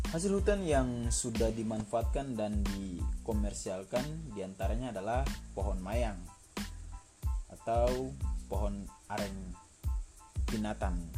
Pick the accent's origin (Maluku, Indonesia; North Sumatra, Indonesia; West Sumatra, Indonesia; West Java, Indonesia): Maluku, Indonesia; Seram Island; moved away; also born or lived in Java; di tempat tinggal saya yaitu di kampung saya di Maluku Pulau Seram desa Norway